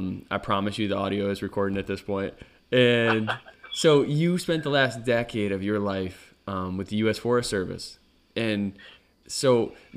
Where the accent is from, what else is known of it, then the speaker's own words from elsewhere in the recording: Northeast, United States; growing up in the Northeast, our park was the Adirondack Park